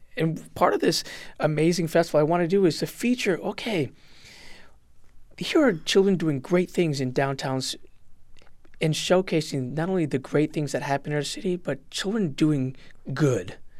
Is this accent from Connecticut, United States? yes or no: yes; West Hartford, Connecticut, United States; also born or lived in Puerto Rico; growing up in West Hartford